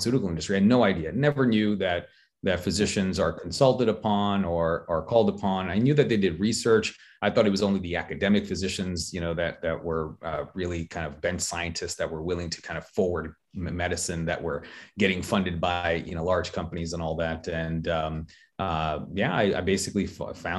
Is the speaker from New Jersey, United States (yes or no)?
yes; Marlboro, New Jersey, United States; also born or lived in Queens, New York; now in Chester, United States; We moved to New Jersey